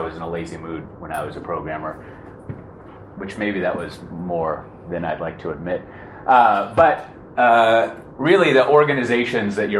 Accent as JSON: {"language": "English", "town": "Austin", "region": "Texas", "country": "United States", "tie": "born or raised there", "moved": "as an adult", "lives_now": "Amsterdam, Netherlands", "said": "I was born in Austin, and I lived there all my life until August of last year when I moved to Amsterdam"}